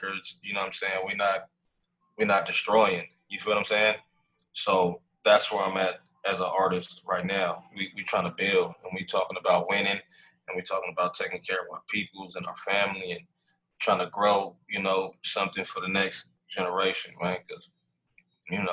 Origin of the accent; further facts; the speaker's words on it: United States; I'm just a young black kid, man, growing up in America